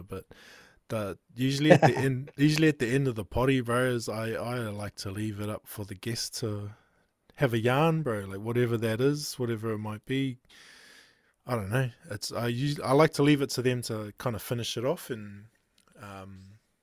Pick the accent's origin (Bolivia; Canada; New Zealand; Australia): New Zealand; I grew up here in New Zealand